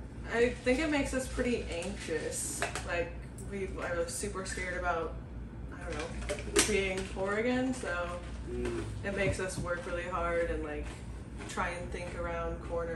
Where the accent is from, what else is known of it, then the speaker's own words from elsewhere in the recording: Beaverton, Oregon, United States; I'm from Beaverton. Okay. Trying to think. I went to school at Southridge.